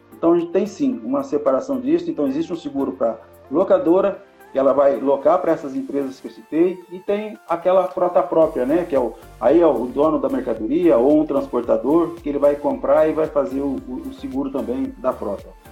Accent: São José do Rio Preto, São Paulo, Brazil; um conterrâneo nosso aqui de Rio Preto

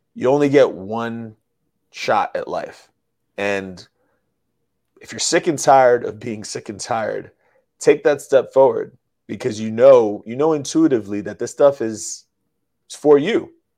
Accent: New York City, New York, United States; I'm from the Bronx, New York. I'm from the hood. Grew up around hood people.

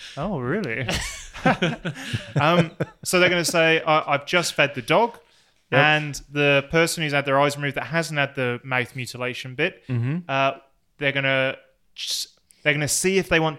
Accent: Plymouth, South West England, United Kingdom; accent: Plymouth; I'm meant to have my local accent. My local accent is from Plymouth.

